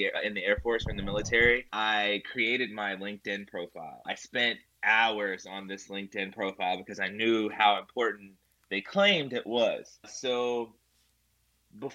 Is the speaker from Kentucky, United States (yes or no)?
yes; Kentucky, United States; I'm actually from Kentucky as well